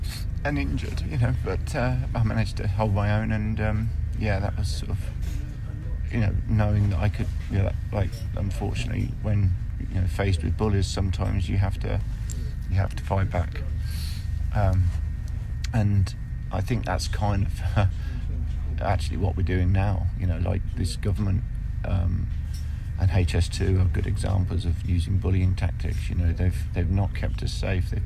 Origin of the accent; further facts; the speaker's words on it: Kettering, East Midlands, United Kingdom; I was born in Kettering, which is a small town in Northamptonshire, you know, and it was rough when I was growing up.